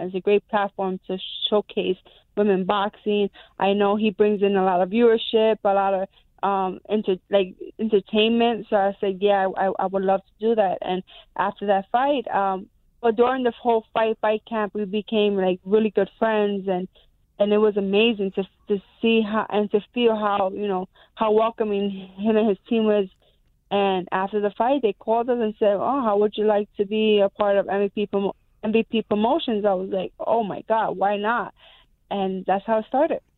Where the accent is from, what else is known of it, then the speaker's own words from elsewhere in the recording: New York, United States; I'm a New Yorker